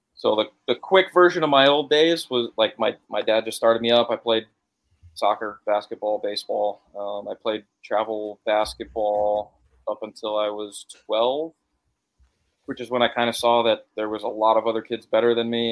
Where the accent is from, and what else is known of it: Connecticut, United States